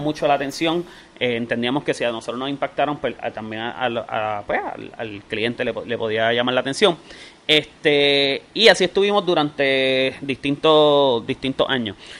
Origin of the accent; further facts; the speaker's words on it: Bayamón, Puerto Rico; yo soy de Santa Juanita